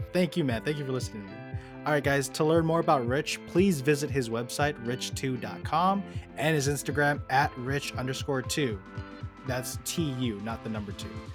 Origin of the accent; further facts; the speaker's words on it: United States; I grew up here in America